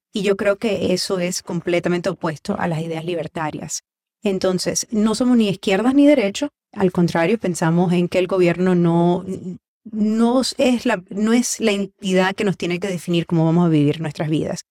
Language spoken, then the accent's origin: Spanish; Miami, Florida, United States; also born or lived in Maracaibo, Venezuela; Viví 15 años aproximadamente entre Venezuela y los Estados Unidos, con 6 años seguidos en, Maracaibo, y de ahí he vivido aquí en Miami. Miami ha sido mi vida casi que toda la vida.